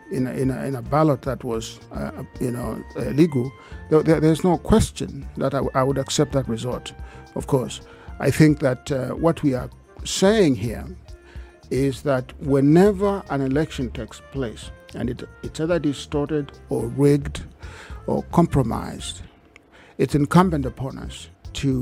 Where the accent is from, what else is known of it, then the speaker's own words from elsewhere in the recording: Kenya; I'm a Kenyan.